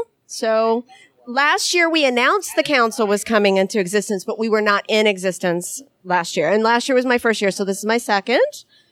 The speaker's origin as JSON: {"language": "English", "region": "Ohio", "country": "United States", "said": "I'm from Ohio."}